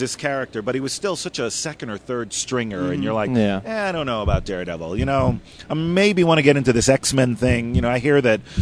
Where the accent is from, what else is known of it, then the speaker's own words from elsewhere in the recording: Miami Beach, Florida, United States; I grew up in Miami Beach. I went to, it's funny, I went to Miami Beach Senior High